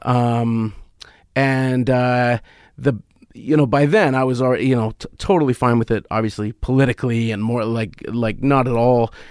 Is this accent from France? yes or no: no; Canada; as a Canadian